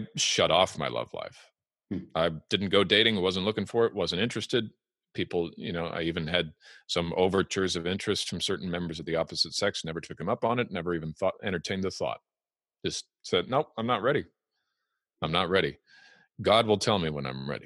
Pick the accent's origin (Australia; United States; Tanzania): United States; Los Angeles, California; moved away as an adult; also born or lived in Alberta, Canada / England / Germany / Iraq; now in Washington, United States; We immigrated to the United States in 1988, and I lived there in Los Angeles, in various parts of the greater Los Angeles area, till 2001